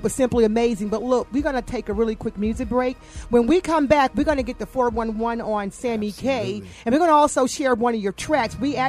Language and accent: English; Atlanta, Georgia, United States; because I'm from Atlanta.